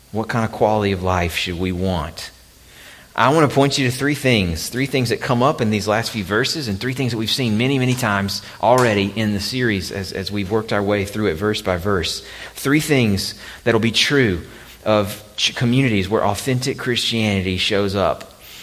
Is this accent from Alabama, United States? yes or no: yes; Alabama, United States; moved away; my home state of Alabama